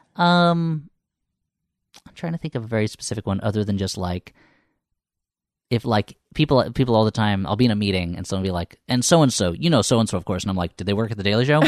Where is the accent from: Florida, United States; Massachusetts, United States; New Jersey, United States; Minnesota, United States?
New Jersey, United States; Millburn; moved away as an adult; also born or lived in New York; now in Los Angeles, United States; I grew up in New Jersey.